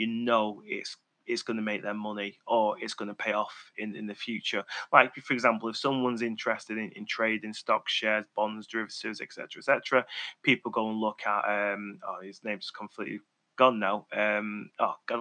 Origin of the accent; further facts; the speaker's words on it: Manchester, North West England, United Kingdom; accent: Mancunian; my Mancunian tone